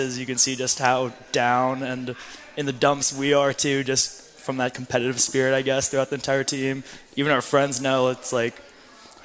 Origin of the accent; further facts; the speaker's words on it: St. Louis, Missouri, United States; I'm from St. Louis.